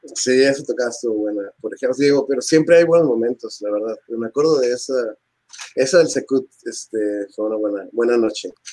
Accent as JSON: {"language": "Spanish", "town": "Tijuana", "region": "Baja California", "country": "Mexico", "said": "somos guitarristas rockeros de Tijuana"}